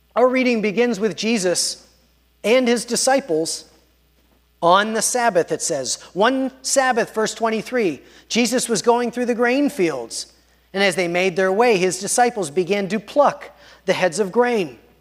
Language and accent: English; Pittsburgh, Pennsylvania, United States; I grew up in Pittsburgh and in Squirrel Hill